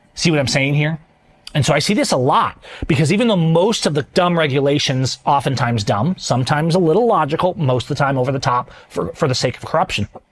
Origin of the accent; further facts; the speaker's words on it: Washington, United States; I'm from Washington. We're like the wildfire state